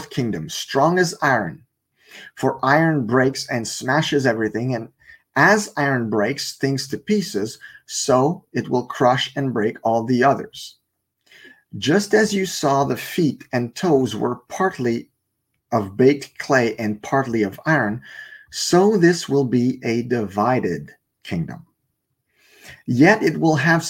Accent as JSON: {"language": "English", "country": "Canada", "second_language": "English", "said": "I'm Canadian"}